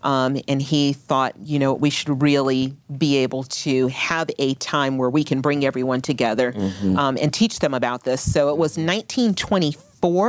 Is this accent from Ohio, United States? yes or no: no; Oakland, California, United States; I was born and raised in California, so it was a little bit different. I was born in Oakland, and Oakland, you know, with my age.